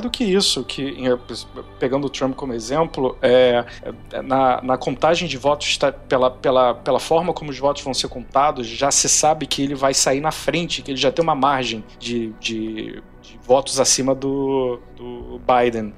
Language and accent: Portuguese; Brazil; somos do Brasil